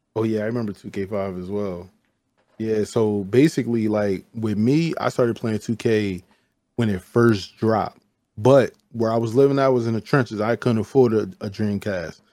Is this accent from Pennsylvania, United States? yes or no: yes; Chester, Pennsylvania, United States; I'm not from Philly, I'm from Chester, right? So we got our own style, we, we wear what we want, we talk how we talk